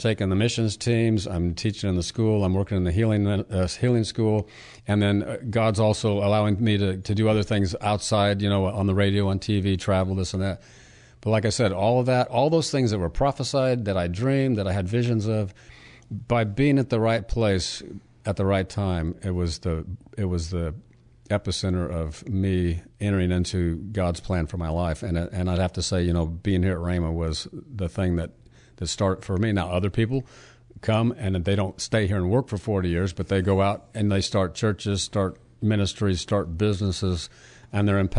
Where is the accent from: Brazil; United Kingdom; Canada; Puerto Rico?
Puerto Rico; also born or lived in Hawaii; I was born in an Army hospital in Hawaii. I was raised on Navy bases and went to school at Army bases in Puerto Rico.